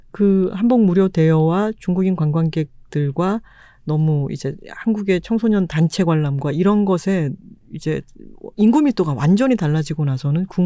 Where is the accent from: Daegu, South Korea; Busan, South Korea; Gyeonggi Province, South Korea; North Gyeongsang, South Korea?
Busan, South Korea; now in Seoul, South Korea; 출신이잖아요. 네. 바다 앞에 살던 사람이 서울에 왔더니